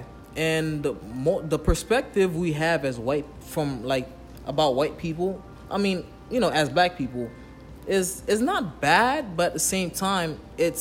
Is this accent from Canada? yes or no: no; Haiti; I'm from Haiti